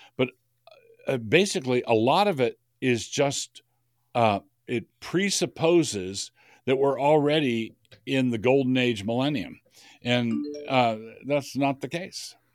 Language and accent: English; Idaho, United States; I'm from Idaho